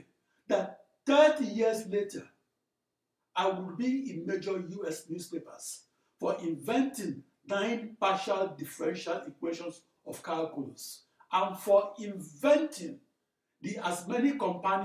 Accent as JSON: {"language": "English", "country": "Nigeria", "tie": "born or raised there", "said": "As a small boy growing up in Nigeria"}